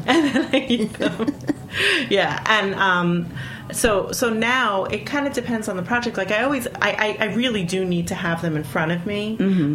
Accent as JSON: {"language": "English", "region": "New York", "country": "United States", "accent": "New York", "said": "my New York accent"}